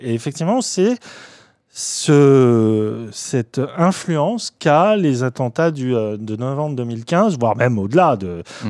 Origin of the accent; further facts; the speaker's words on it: France; nous, en tant que Français